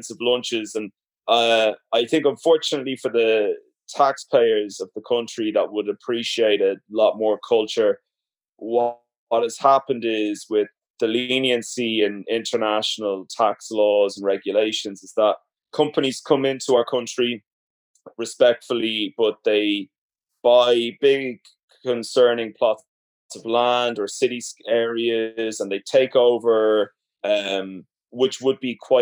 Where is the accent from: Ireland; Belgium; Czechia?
Ireland; Dublin, Leinster; moved away as an adult; also born or lived in New York / Los Angeles / Manchester / London; I was born and raised in Dublin, Ireland